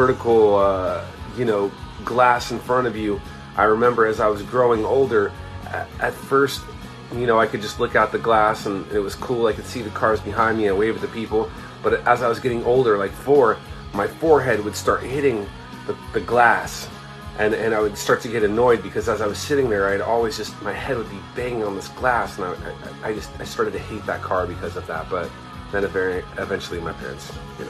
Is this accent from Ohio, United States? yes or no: no; Southern California, United States; I'm from Southern California, and here you have to have a car